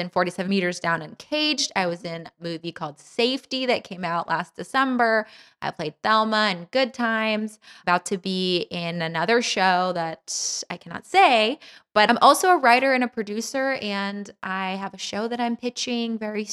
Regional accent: Los Angeles, California, United States; I am born and raised in Los Angeles, but actually I was raised in like the Valley.

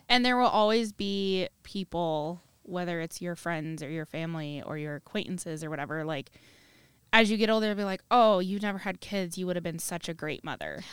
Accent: Cedar Rapids, Iowa, United States; I'm from the Cedar Rapids area

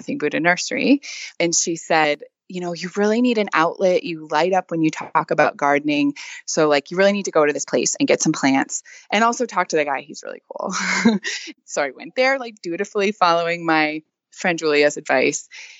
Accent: Wisconsin, United States; moved away as an adult; now in Louisiana, United States; I'm actually from Wisconsin originally.

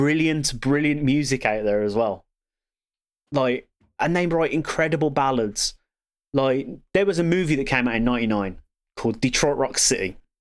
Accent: Birmingham, West Midlands, United Kingdom; I'm from Birmingham.

